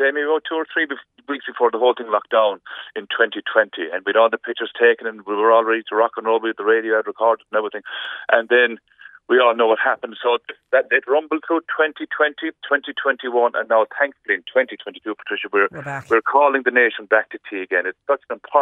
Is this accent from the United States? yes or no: no; Kerry, Munster, Ireland; where I grew up in Kerry